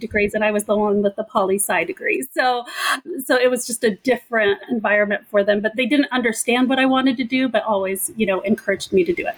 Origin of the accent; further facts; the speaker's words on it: Pico Rivera, California, United States; also born or lived in Egypt; my family and I immigrated to the United States from Egypt when I was two years old. I came straight to a little city called Pico Rivera in California